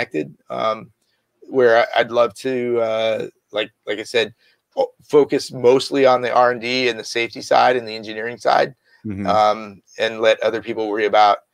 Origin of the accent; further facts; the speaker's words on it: San Jose, California, United States; also born or lived in Los Angeles; I grew up right here in the Bay Area, San Jose